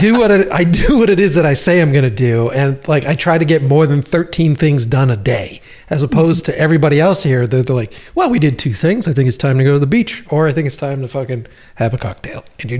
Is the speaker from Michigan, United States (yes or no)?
no; Boston, Massachusetts, United States; moved away as an adult; I love Boston. I love the East Coast. That city made me. That city really made me, really made my voice